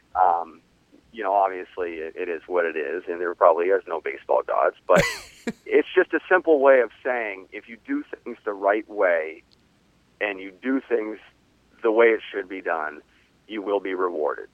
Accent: 50 miles north of Boston, New England, United States; I'm from New England, um, right, 50 miles north of Boston.

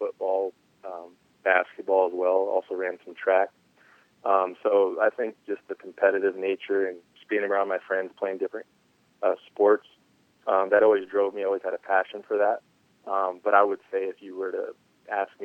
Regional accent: San Diego, California, United States; my hometown team

